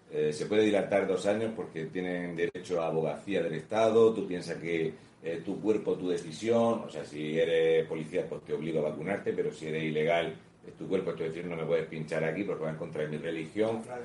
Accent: Region of Murcia, Spain

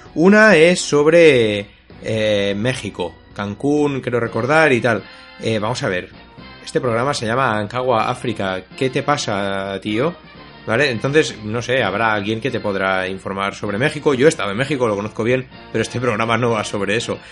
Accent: Catalonia, Spain; a mi tierra, ¿no? A Cataluña

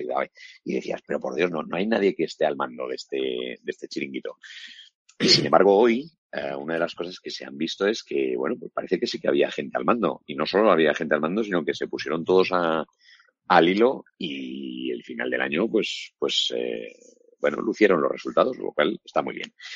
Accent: Valladolid, Castile and León, Spain; yo soy de Valladolid

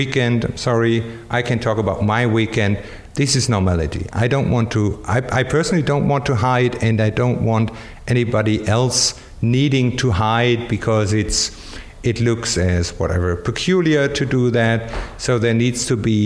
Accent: Germany; moved away; I'm from Germany, I'm just learning Spanish

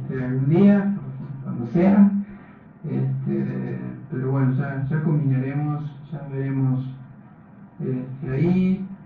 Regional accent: Uruguay; yo soy, yo soy uruguayo

